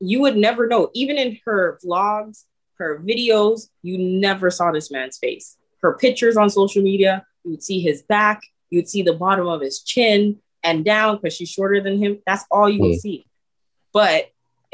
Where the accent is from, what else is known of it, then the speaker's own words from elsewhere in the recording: Canada; also born or lived in Toronto; we're Canadian out here